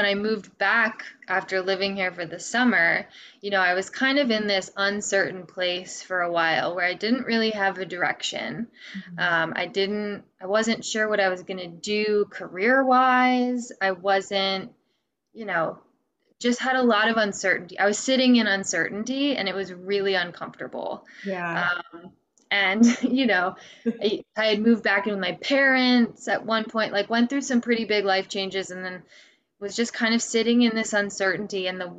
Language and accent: English; Midwest, United States; now in Vermont, United States; So I moved out to Vermont from the Midwest. And I, you know, I moved around a lot as a kid. So I've kind of experienced like the South and the Northeast